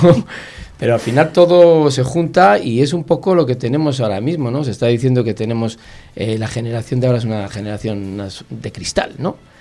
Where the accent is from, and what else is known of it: Palencia, Castile and León, Spain